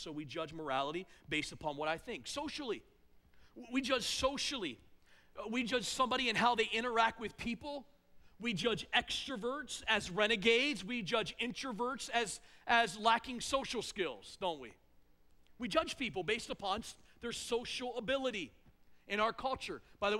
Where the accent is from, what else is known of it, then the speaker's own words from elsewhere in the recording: East Coast, United States; now in North Central Ohio, United States; Here in North Central Ohio, the way we gossip and assume things, here's how we do it. And I came from the East Coast.